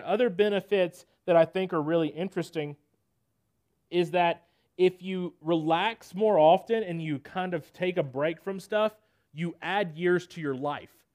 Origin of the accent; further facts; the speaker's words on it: Nashville, Tennessee, United States; I'm from Nashville, Tennessee, born and raised